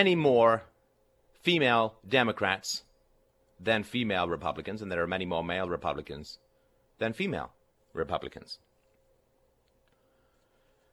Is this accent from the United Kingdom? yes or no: yes; England, United Kingdom; when I was growing up in England